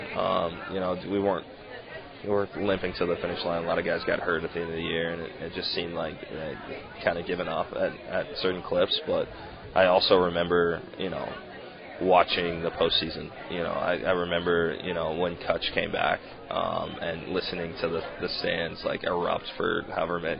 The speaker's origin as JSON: {"language": "English", "region": "Texas", "country": "United States", "moved": "as an adult", "said": "I am from Texas"}